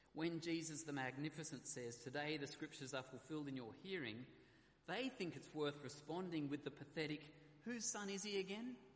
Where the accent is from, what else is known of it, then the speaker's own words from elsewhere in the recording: Australia; being an Aussie